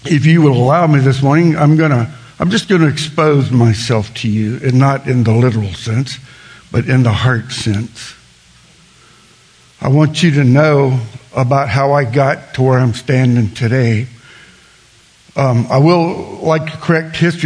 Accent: South Louisiana, United States; I grew up in South Louisiana

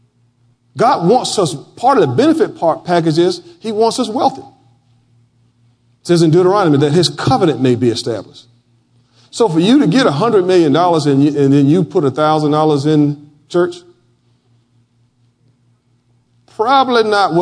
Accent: Florida, United States; moved away; where I grew up in my hometown of Flora Home, Florida

